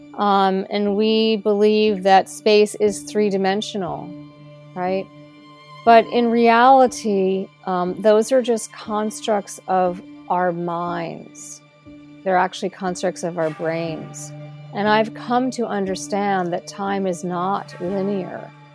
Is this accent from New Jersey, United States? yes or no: yes; New Jersey, United States; I was born in New Jersey in the United States. Um, I grew up in a suburban town